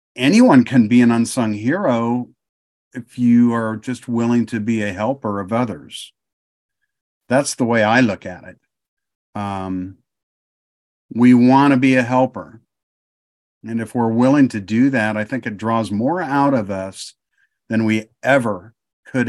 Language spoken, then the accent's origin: English; Michigan, United States; moved away as an adult; also born or lived in Ohio; now in Oklahoma, United States; I was born in Michigan. I was raised in Ohio and Michigan, back and forth quite a bit because of what my dad did